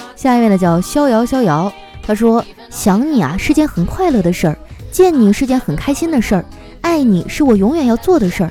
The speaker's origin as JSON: {"language": "Chinese", "town": "Harbin", "region": "Heilongjiang", "country": "China", "tie": "born or raised there", "moved": "yes", "said": "我老家哈尔滨还下雪了呢"}